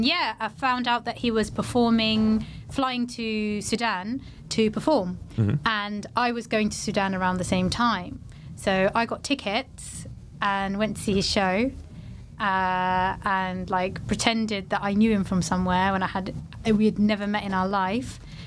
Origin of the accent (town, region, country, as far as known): Portsmouth, South East England, United Kingdom; born or raised there